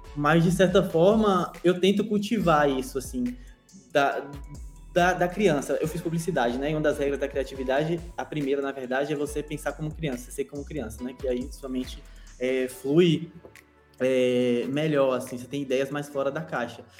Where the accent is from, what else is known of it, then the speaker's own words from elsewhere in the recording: Vitória da Conquista, Bahia, Brazil; moved away; eu sou de Vitória da Conquista, interior da Bahia, Nordeste, Brasil, América do Sul